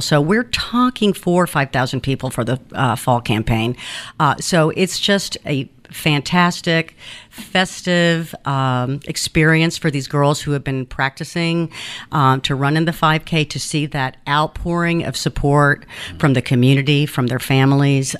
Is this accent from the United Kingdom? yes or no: no; Athens, Georgia, United States; English is a second language; also born or lived in Cuba / Kansas / Illinois; now in Savannah, United States; I grew up in Athens